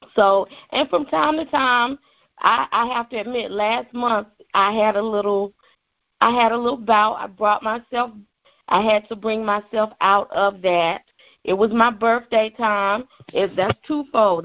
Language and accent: English; the Carolinas, United States; moved away; I am originally from the Carolinas.